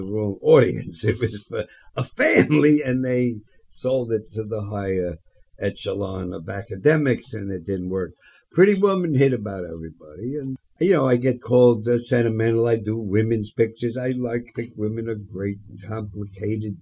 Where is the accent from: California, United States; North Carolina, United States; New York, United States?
New York, United States; New York City; I'm from the Bronx